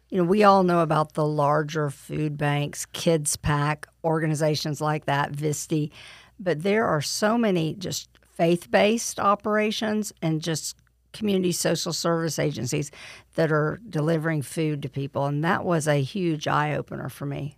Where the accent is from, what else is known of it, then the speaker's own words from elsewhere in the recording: Lake Wales, Florida, United States; I grew up in Lake Wells, and other than the four years that I was away at school, I've been a Polk County resident my whole life